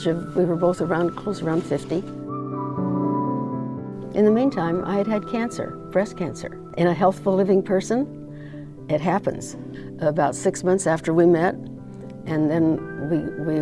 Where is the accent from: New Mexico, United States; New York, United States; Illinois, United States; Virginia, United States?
New Mexico, United States; also born or lived in Northern California; now in Loma Linda, United States; I was born in New Mexico in 1930, in the beginning of the Great Depression